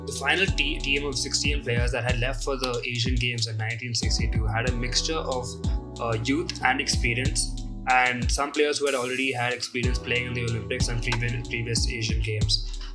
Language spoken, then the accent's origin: English; India